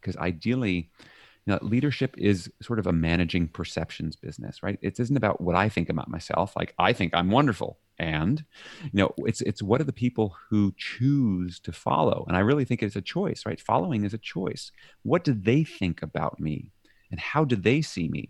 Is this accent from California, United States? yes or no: no; New York City, New York, United States; moved away as an adult; now in Leiden, Netherlands; I'm from New York City